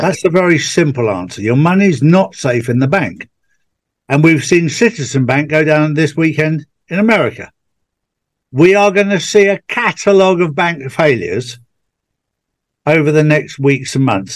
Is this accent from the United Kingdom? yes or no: yes; England, United Kingdom; being English